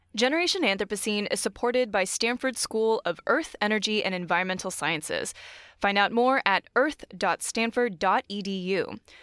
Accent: Austria; moved away; I'm from Austria originally

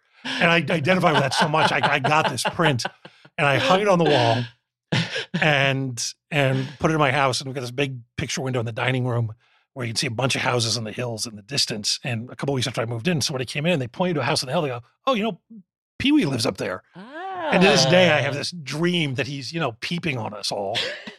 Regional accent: Philadelphia, Pennsylvania, United States; born or raised there; moved away

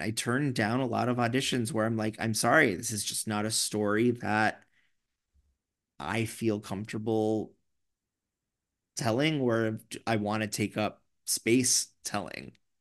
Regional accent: New York, United States; I'm such a New Yorker

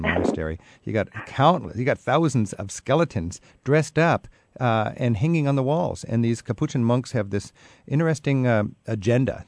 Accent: United States; I'm an American

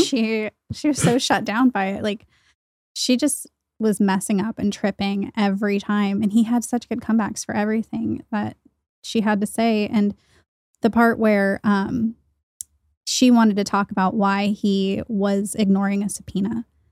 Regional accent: Washington, United States; moved away; I'm from Washington

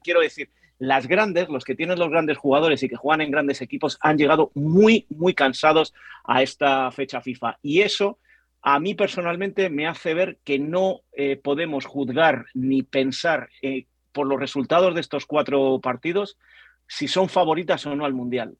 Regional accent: Spain; hablo como periodista español

